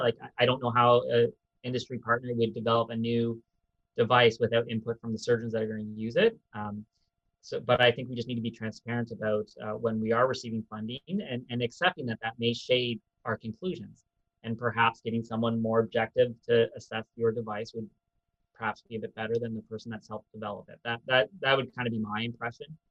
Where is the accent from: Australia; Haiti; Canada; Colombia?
Canada; also born or lived in United Kingdom / United States; as a Canadian